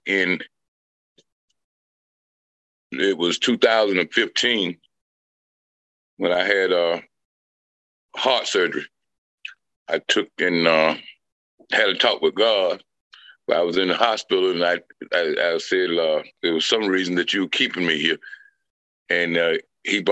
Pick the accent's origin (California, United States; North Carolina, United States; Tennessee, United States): North Carolina, United States; Windsor; also born or lived in Bertie County, North Carolina; now in Goldsboro, United States; I am from Windsor, North Carolina. That's where I was born in, at Burchie County, which is up in the the northeastern section of North Carolina